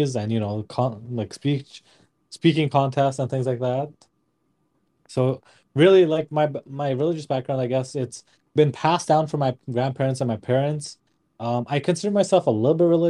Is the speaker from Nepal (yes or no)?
yes; Nepal; born and raised in Nepal